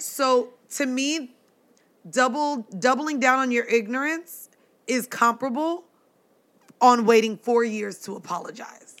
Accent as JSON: {"language": "English", "region": "Florida", "country": "United States", "tie": "born or raised there", "said": "growing up in Florida"}